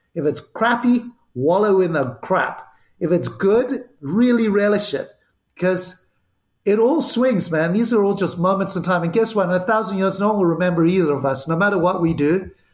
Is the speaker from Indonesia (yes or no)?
no; Zimbabwe; accent: Zimbabwean; moved away; also born or lived in Barcelona, Spain; the accent, which is still here, is from Zimbabwe. I was born in Spain, in Barcelona, uh, lived in seven countries before I was eight, and ended up in what was Rhodesia, and grew up